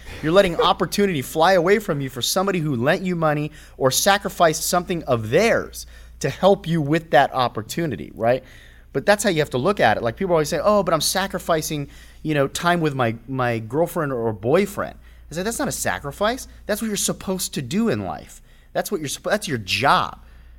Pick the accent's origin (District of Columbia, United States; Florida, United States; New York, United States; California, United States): California, United States; I'd been gone for almost 10 years out of the area. So when I moved back, and plus I was from the Valley, which was 30, 40 minutes away.